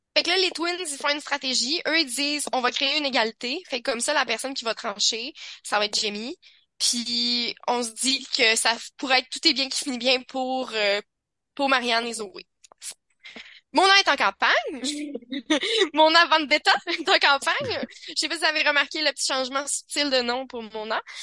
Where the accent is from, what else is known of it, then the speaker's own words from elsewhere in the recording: Quebec City, Quebec, Canada; je viens de Québec